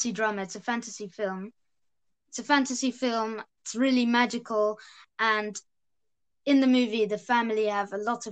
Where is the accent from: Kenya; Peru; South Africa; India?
South Africa; I'm South African. I'm South African.